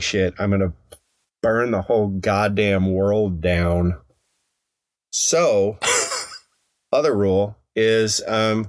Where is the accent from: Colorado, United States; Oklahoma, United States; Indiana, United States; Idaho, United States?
Colorado, United States; Evergreen; my hometown of Evergreen, Colorado